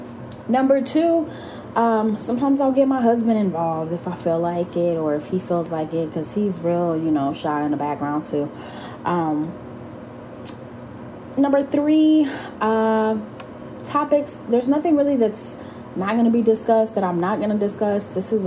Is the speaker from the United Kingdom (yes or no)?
no; Puerto Rico; I grew up in Puerto Rico. I lived there off and on for a couple, and then I went back in my late teenage years